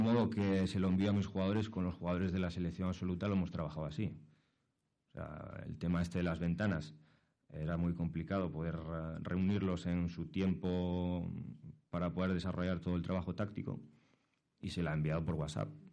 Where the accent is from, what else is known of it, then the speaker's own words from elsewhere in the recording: Asturias, Spain; moved away as an adult; now in Madrid, Spain; yo soy asturiano, llevo aquí en, Madrid dos años